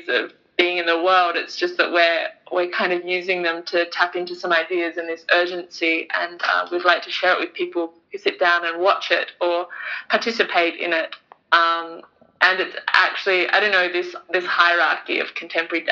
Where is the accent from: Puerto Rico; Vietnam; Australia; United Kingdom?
Australia; Bunbury, Western Australia; I come from Bunbury in Western Australia